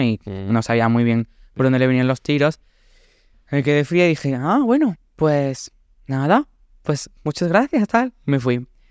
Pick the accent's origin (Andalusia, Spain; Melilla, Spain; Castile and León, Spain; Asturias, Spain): Andalusia, Spain; Córdoba; moved away as an adult; also born or lived in Valencia; me fui de Córdoba y... Mm, y me fui a, estudiar a mm, Valencia Bellas Artes